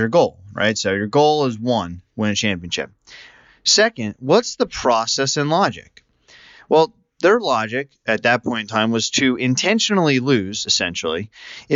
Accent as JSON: {"language": "English", "town": "Philadelphia", "region": "Pennsylvania", "country": "United States", "tie": "born or raised there", "said": "As a native Philadelphian"}